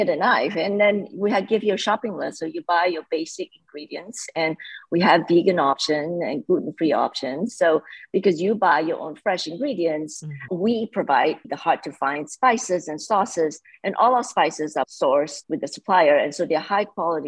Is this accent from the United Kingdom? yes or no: no; Malaysia; moved away; I grew up in Malaysia